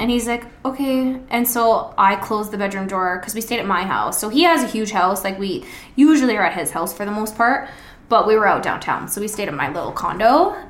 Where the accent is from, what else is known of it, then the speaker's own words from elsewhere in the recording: Ontario, Canada; moved away; because I'm literally from Ontario